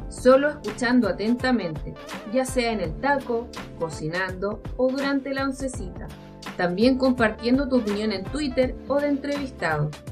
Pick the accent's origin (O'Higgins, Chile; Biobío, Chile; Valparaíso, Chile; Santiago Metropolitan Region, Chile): Valparaíso, Chile; soy de Valparaíso